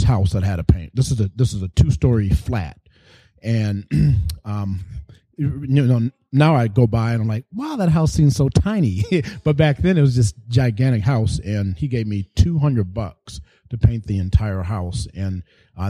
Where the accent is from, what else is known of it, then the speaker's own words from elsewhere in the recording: Grand Rapids, Michigan, United States; moved away as an adult; also born or lived in Novi, Michigan / Detroit, Michigan; I was born and raised in Grand Rapids, Michigan